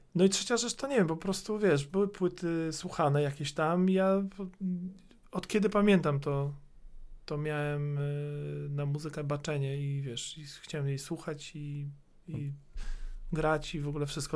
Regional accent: Warsaw, Masovian Voivodeship, Poland; born or raised there; also born or lived in Środa Wielkopolska / Słupia Wielka

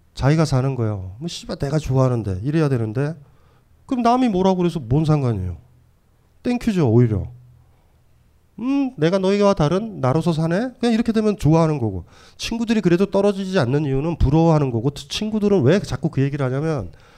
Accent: Hamyang, South Gyeongsang, South Korea; 제가 경남 함양이고

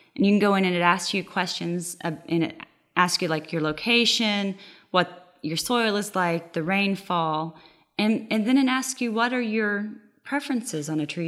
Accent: Oklahoma, United States; now in Texas, United States; I'm from Oklahoma

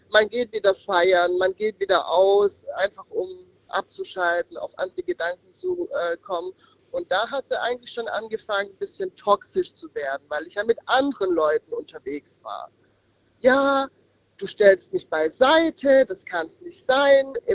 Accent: Odenwald, Germany; Ich komme aus dem Odenwald.

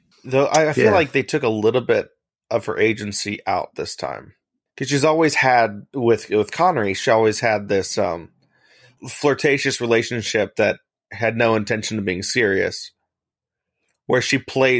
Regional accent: United States; Being an American and cultured

